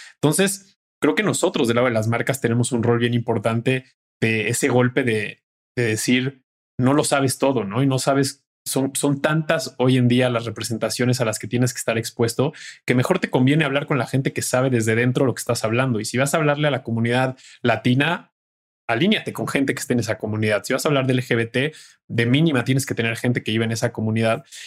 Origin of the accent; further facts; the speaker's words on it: Mexico; como mexicanos, el humor es uno de los mejores, digamos que eh, válvulas de escape que tenemos